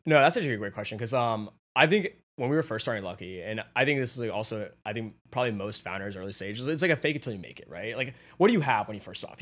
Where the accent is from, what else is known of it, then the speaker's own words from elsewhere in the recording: Atlanta, Georgia, United States; moved away as an adult; now in New York, United States; I grew up in Atlanta, like, with my family, f, like, right there, and then I moved to New York